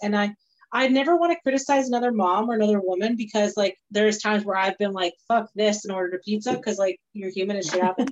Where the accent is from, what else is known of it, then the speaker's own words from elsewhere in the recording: Scotland, United Kingdom; I'm Scottish